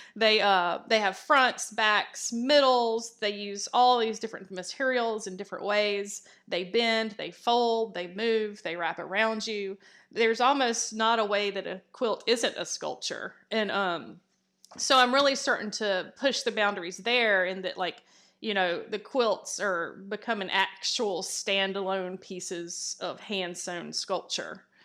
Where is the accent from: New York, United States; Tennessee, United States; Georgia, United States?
Georgia, United States; Columbus; I grew up in Columbus, Georgia, which is, uh, Fort Benning.